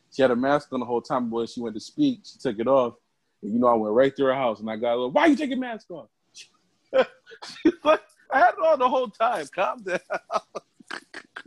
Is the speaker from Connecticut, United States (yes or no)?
yes; Connecticut, United States; I'm from Connecticut though, so, and I live in the, burbs